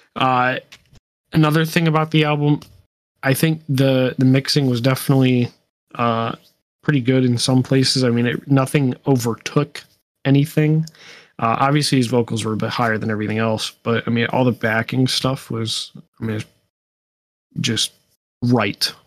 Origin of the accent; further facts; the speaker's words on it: United States; I am American